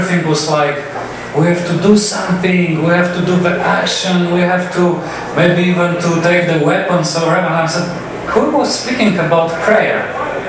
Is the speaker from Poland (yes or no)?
yes; Poland; English is a second language; now in United States; the moment of huge tension in our country. As I was saying, I was born in 77, so it was still the communist system